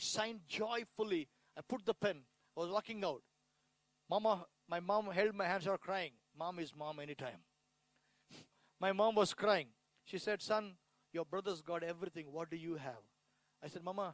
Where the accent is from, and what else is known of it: India; born or raised there